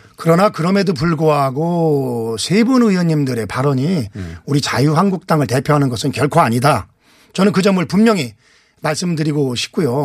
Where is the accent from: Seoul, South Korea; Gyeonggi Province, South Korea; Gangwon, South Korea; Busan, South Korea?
Gyeonggi Province, South Korea; Anseong; 안성 출신 국회 환경노동위원장